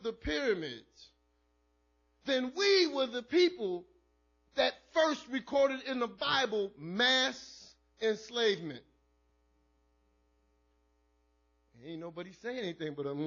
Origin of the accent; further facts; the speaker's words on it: New York City, New York, United States; also born or lived in Brooklyn, New York; I was born in Brooklyn, raised in the Bronx.